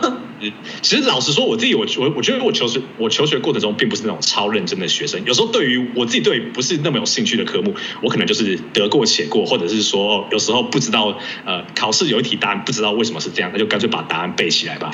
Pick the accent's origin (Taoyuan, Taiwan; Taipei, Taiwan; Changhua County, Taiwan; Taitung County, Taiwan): Taipei, Taiwan; moved away as an adult; also born or lived in Hengchun, Pingtung County; now in United States; 因为我自己算是在台北出生长大，但是我国小大概有三个，三年的时间，我是住在，呃，屏东县的恒春镇